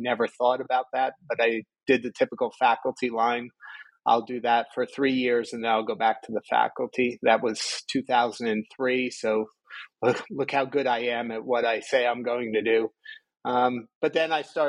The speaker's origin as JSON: {"language": "English", "area": "around West Point", "region": "New York", "country": "United States", "tie": "born or raised there", "said": "I grew up in New York, just around West Point area"}